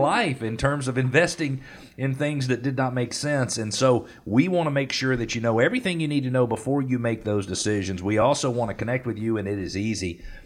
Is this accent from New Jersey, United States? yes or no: no; Atlanta, Georgia, United States; I grew up in Northeast Atlanta. As a teenager, I went to Gwinnett Place Mall